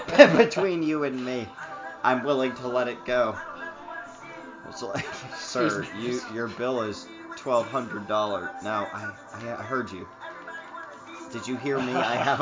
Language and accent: English; Northern Virginia, United States; And we grew up in Nova, and so, yeah, we've seen how this place has grown over the last couple fucking years.